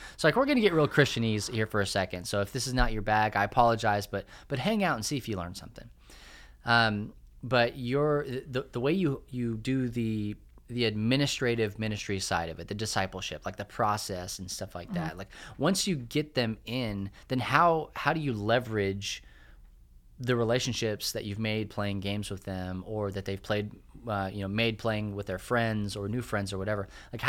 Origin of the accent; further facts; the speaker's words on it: Clovis, New Mexico, United States; And I grew up in Clovis, New Mexico, which there is nothing to write home about Clovis, New Mexico.